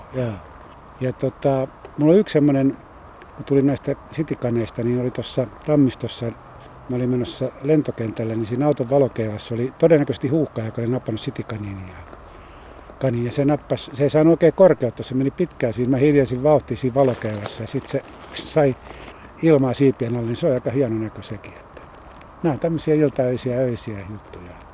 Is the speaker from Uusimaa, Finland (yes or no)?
yes; Helsinki, Uusimaa, Finland; mä syntyisin tölikästä